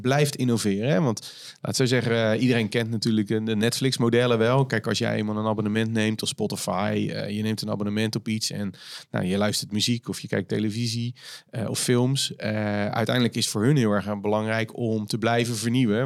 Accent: Netherlands; wij als Nederlanders

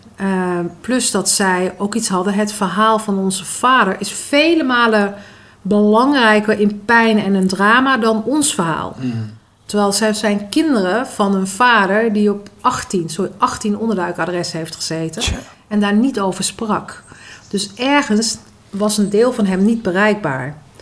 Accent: Netherlands; also born or lived in Maluku (ancestry); Ik ben opgegroeid in de Molukse cultuur en in de Nederlandse cultuur

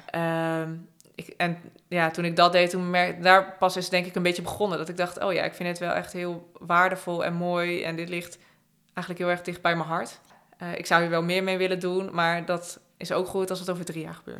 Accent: Friesland, Netherlands; moved away as an adult; also born or lived in Utrecht; Ik ben dus opgegroeid in Friesland. Ik ben op een gegeven moment gaan studeren. Toen ben ik naar Utrecht verhuisd

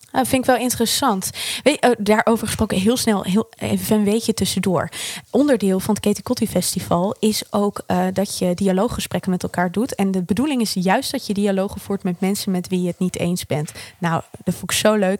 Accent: Netherlands; wij met z'n allen als Nederlanders

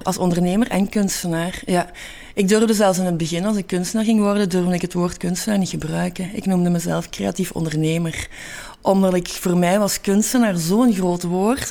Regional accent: Hasselt, Flanders, Belgium; moved away as an adult; now in Antwerp, Belgium; ik ben geboren in Hasselt

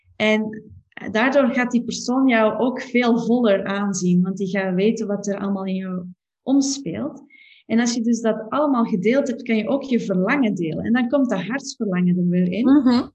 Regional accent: Belgium; als Belg

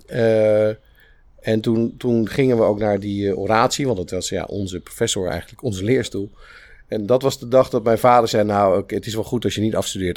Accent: Spijkenisse, South Holland, Netherlands; also born or lived in Capelle aan den IJssel; Ik ben geboren in Capelle. En toen ik vier was, verhuisd naar, naar Spijkenisse

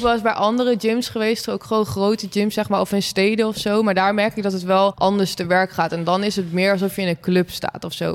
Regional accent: Wezep, Gelderland, Netherlands; Ik kom zelf uit Wezen, het dorpje bij Zwolle

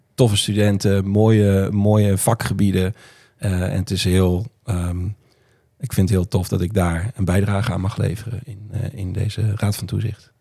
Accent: Roden, Drenthe, Netherlands; also born or lived in Groningen; now in Friesland, Netherlands; ik ben opgegroeid in Noord-Drenthe, Rode

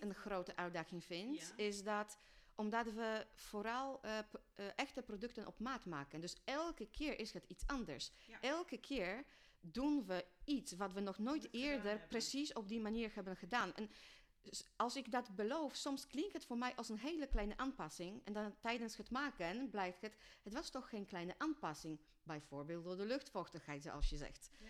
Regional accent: Poland; Dutch is a second language; moved away as an adult; now in Netherlands; ik kom oorspronkelijk uit Polen, maar ben in 2009 eh, eh, naar Nederland eh, verhuisd voor de liefde

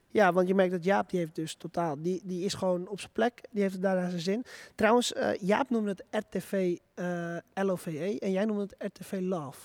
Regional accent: Purmerend, North Holland, Netherlands; moved away as an adult; now in Zaandam, Netherlands; ik kom zelf uit Purmerend. Ik woon er helaas niet meer

